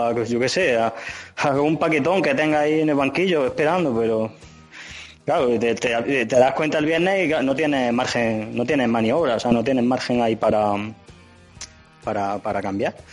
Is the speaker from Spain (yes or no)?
yes; Linares, Andalusia, Spain; moved away as an adult; now in Madrid, Spain; yo soy andaluz, soy soy, de Linares